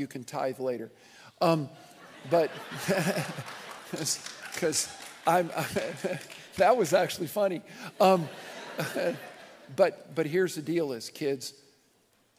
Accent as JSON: {"language": "English", "region": "southern Nebraska", "country": "United States", "tie": "born or raised there", "also_born_or_lived": "Michigan", "said": "I was born in Michigan, but when I was five, we ended up in 1970 in southern Nebraska, and this has been home"}